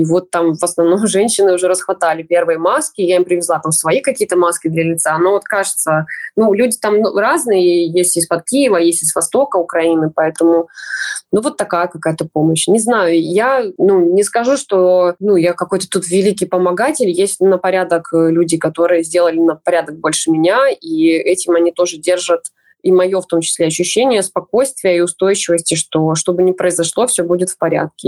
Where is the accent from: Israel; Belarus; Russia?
Belarus; now in Lviv, Ukraine; я белоруска, даже если говорю по-украински